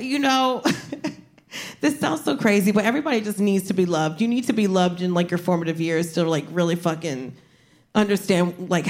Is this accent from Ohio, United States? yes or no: no; New Jersey, United States; Yeah, I'm from Jersey. Like, you learn how to fight, like, before you learn how to write your name.